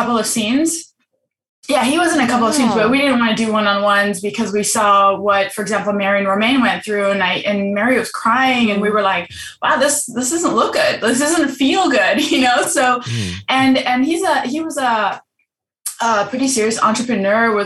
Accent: Germany; moved away; I'm from Germany.

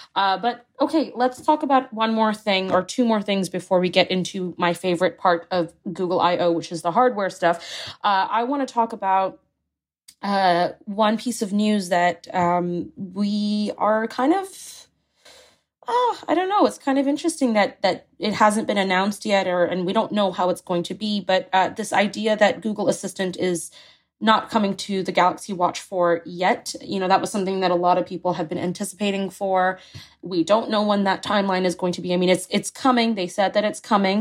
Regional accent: Singapore; moved away; I grew up in Singapore

